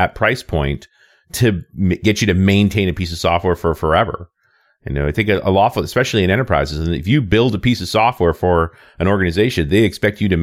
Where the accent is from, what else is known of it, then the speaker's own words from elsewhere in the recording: Canada; as a Canadian